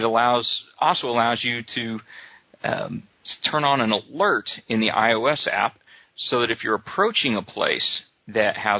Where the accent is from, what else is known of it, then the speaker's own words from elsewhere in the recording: Oklahoma, United States; I grew up here in Oklahoma